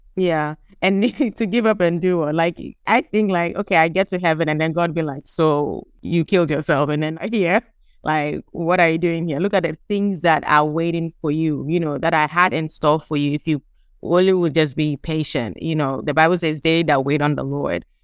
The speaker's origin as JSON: {"language": "English", "country": "Gambia", "tie": "born or raised there", "also_born_or_lived": "Ghana", "said": "we are from Ghana, but we grew up in the Gambia."}